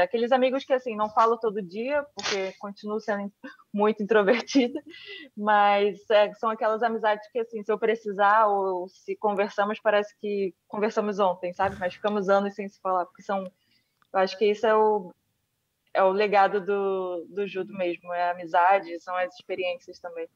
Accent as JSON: {"language": "Portuguese", "region": "Rio de Janeiro", "country": "Brazil", "tie": "born or raised there", "said": "Eu nasci no Rio de Janeiro e, e no centro do Rio de Janeiro, que é, uma, é um bairro de Santa Teresa"}